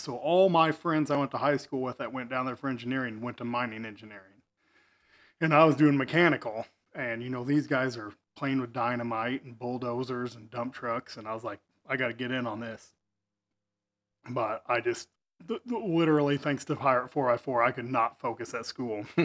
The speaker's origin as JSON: {"language": "English", "town": "Effingham", "region": "Illinois", "country": "United States", "tie": "born or raised there", "also_born_or_lived": "Wyoming", "said": "I was born and raised in Effingham"}